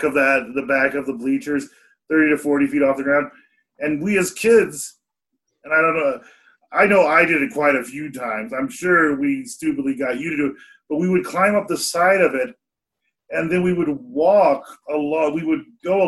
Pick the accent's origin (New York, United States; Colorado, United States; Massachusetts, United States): Colorado, United States; Aurora; also born or lived in Memphis, Tennessee; growing up on Truckee Pacific, it was a cool neighborhood